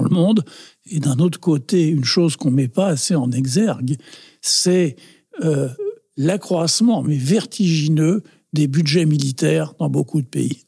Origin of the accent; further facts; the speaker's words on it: Paris, Île-de-France, France; si on me demande euh, d'où je suis, euh, ça ne me vient jamais à l'idée de dire je suis français. Je dis toujours je suis du 20e.